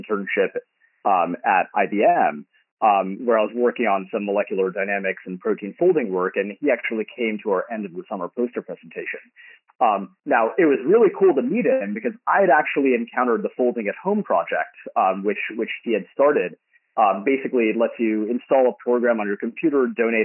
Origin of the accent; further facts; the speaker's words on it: San Jose, California, United States; also born or lived in Berkeley / Stanford; I grew up in San Jose until high school. And then we moved up the peninsula.